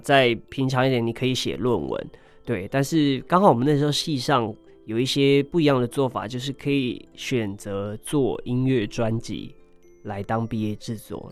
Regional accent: Hualien, Hualien County, Taiwan; 我是一名来自花莲的泰鲁格族

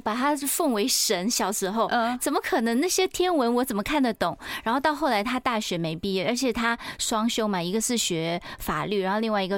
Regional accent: Taiwan; 我们是台湾人

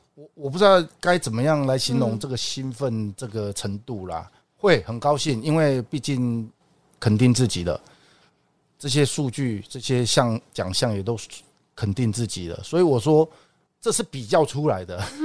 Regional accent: Taipei, Taiwan; also born or lived in Japan; 跟我们台北人一样

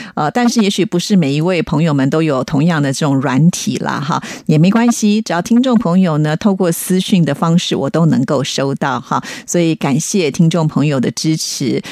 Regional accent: Taiwan; 我虽然生长在台湾哦，可是因为生长 在北部跟南部呢，就会有一些差异性哈

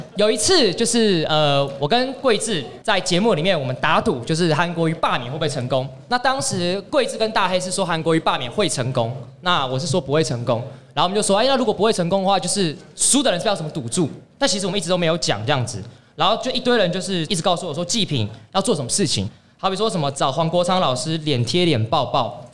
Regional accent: Taiwan; also born or lived in Hong Kong; 我们台湾人

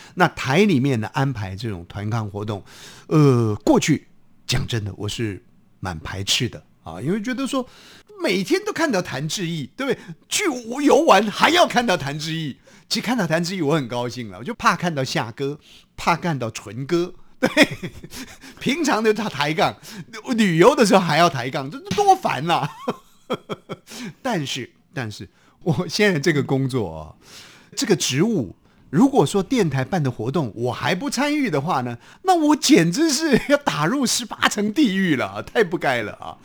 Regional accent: Hsinchu, Taiwan; now in Taipei, Taiwan; 就在新竹市的这个城隍庙的附近。那我心里想，哎呦，在我家附近

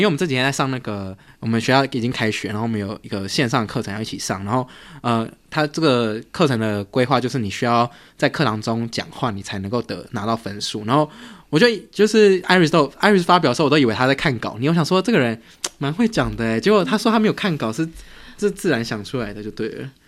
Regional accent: Taiwan; moved away as an adult; 我从小就在台湾长大，我是到大学才出国

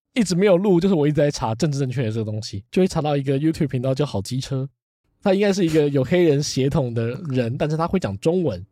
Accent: Taiwan; 至少在我小时候，那时候可能还是会有人觉得说，“啊，不要讲台语，讲国语。

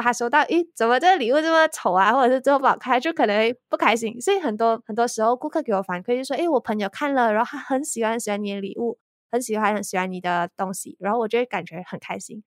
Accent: Malaysia; 我是来自马来西亚

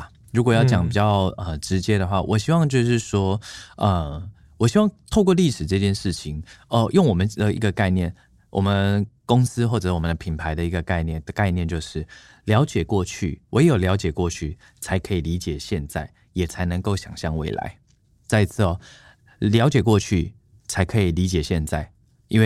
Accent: Tainan, Taiwan; moved away; 我的家乡台南

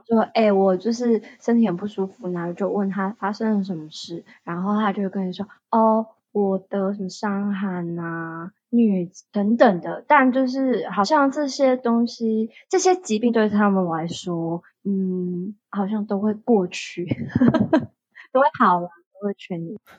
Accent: Taiwan; moved away as an adult; now in Phnom Penh, Cambodia; 我以我一个台湾人以外，还有另外一个台湾人，就是两个台湾人。

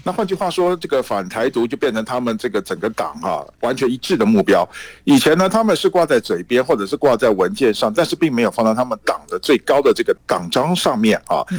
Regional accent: Taiwan; now in Beijing, China; 我们台湾这边呢，坚定好自己的立场

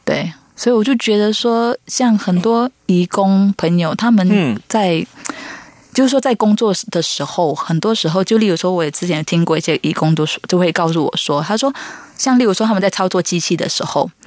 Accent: Malaysia; moved away as an adult; also born or lived in Tamsui, Taiwan; now in Taiwan; 因为我是来自马来西亚

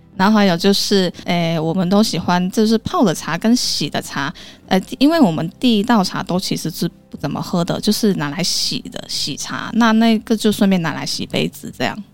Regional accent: Kaiping, Guangdong, China; first language Cantonese; Chinese is a second language; moved away as an adult; now in Kaohsiung, Taiwan; 我们小时候还是讲粤语跟我们当地的方言，就是开平话。因为我是来自开平市，就是广东里面的一个小小的县市。它虽然叫开平市，但它其实是一个县级市，所以我们是属那个江门市管的，所以我们那个地方其实有一点点的复杂，因为它是属于第三线的城市了

